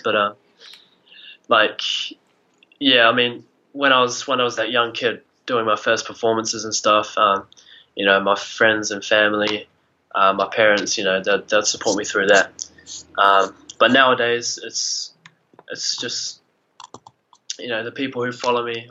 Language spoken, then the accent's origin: English; Oamaru, Otago, New Zealand; I'm from Oamaru, um, okay. s- small town, kind of uh, 14,000 people, uh, just down in the South Island of New Zealand.